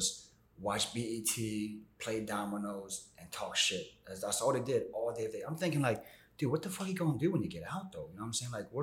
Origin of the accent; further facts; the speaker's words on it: Maryland, United States; also born or lived in Argentina; now in New York, United States; I grew up out in Maryland